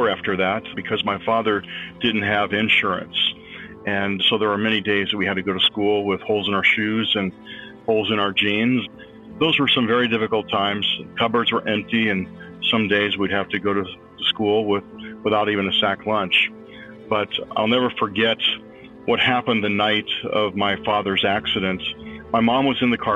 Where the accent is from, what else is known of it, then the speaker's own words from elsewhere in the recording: San Francisco Bay Area, California, United States; now in Springfield, United States; I grew up in the San Francisco Bay Area